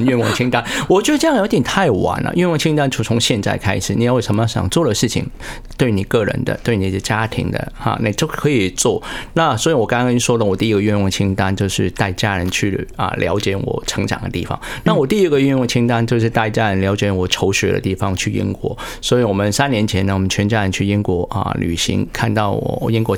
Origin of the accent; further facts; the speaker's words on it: Hong Kong; moved away as an adult; now in Taiwan; 因为我是香港来自， 香港出生地